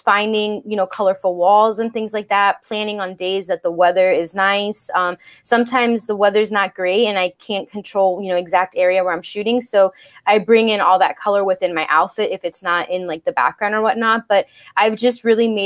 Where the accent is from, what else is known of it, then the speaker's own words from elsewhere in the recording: West Palm Beach, Florida, United States; moved away as an adult; now in Seattle, United States; I'm actually technically from West Palm Beach, and I went to the same middle school, high school, elementary school with the same group of people